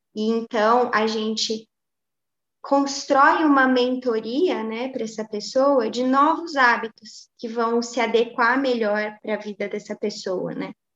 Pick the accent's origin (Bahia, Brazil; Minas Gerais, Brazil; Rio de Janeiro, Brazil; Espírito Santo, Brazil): Minas Gerais, Brazil; Pouso Alegre; na minha cidade natal, que é Pouso Alegre, né, de onde a gente está falando